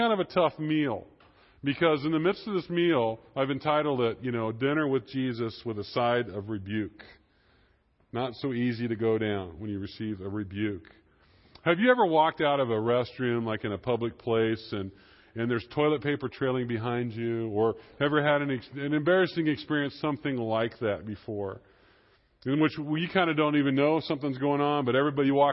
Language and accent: English; Kansas, United States; I am from Kansas